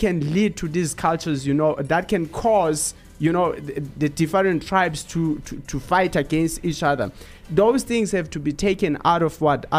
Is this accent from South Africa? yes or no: yes; Eastern Cape, South Africa; I grew up in Eastern Cape. So I was there.